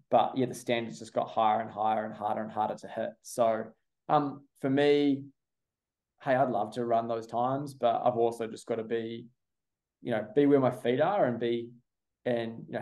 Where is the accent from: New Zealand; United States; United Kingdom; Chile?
New Zealand; now in Australia; I think my allegiance is definitely I'm a I'm a Kiwi